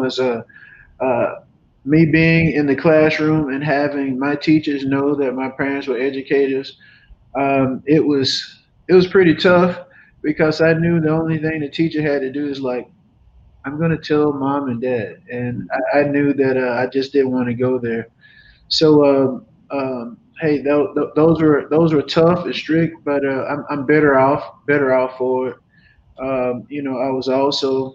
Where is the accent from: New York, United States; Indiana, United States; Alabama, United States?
Alabama, United States; Dothan; moved away; I'm from, as I mentioned, Dothan, Alabama, proudly known as the Wiregrass area in Southeast Alabama